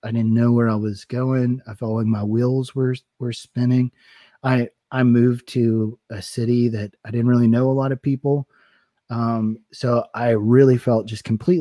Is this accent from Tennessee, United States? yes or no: yes; East Tennessee, United States; moved away as an adult; being from a small town in East Tennessee